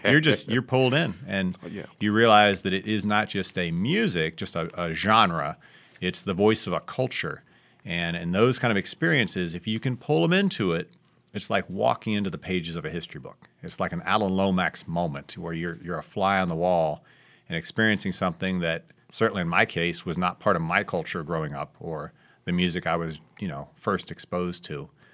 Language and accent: English; Dayton, Ohio, United States; moved away as an adult; also born or lived in Cincinnati, Ohio / St. Louis, Missouri; now in Clarksdale, United States; I grew up in Dayton, Ohio, went to school in Cincinnati, went back to Dayton